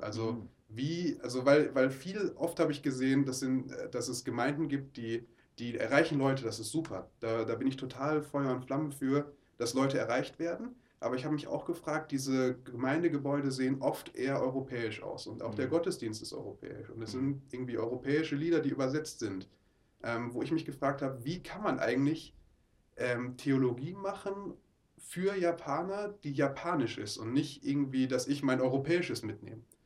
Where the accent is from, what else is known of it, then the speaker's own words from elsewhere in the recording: Oberhausen, North Rhine-Westphalia, Germany; moved away; Ich komme aus Oberhausen, ah. ähm, bin da geboren und groß geworden